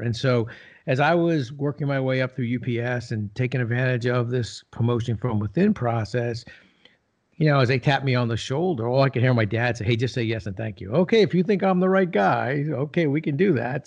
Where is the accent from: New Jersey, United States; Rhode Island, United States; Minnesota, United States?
New Jersey, United States; I grew up in Jersey